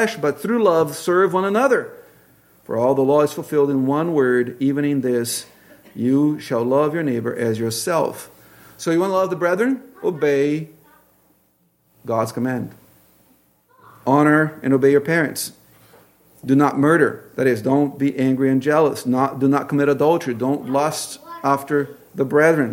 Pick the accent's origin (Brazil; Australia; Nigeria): Brazil; moved away as an adult; also born or lived in Tacoma, Washington; now in Pacific Northwest, United States; the culture I grew up in Brazil